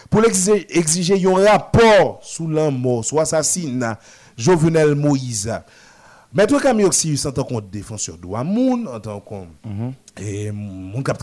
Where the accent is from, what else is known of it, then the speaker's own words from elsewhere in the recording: Haiti; alors que chez nous en Haïti, nous pas vraiment comprendre comment la justice haïtienne a avancé dans le cadre de dossier ça.